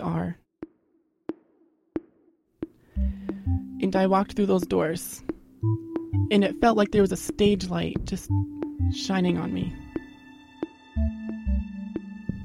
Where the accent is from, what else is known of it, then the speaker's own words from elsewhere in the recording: Westbrook, Maine, United States; I'm from Westbrook